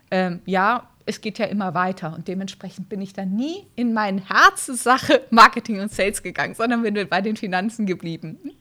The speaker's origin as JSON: {"language": "German", "country": "Brazil", "tie": "born or raised there", "moved": "yes", "said": "Ich bin in Brasilien aufgewachsen"}